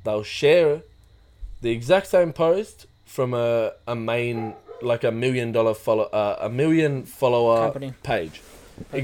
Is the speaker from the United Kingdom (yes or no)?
no; Australia; growing up in Australia